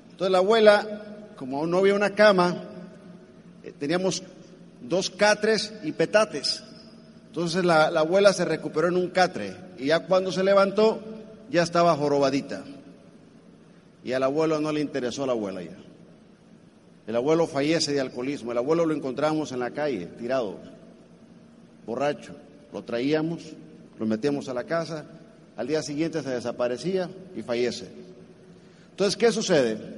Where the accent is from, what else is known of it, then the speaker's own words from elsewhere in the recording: Colima, Mexico; Yo soy mexicano, de Colima. Entonces mi madre y su hermana emigran a Estados Unidos en 1972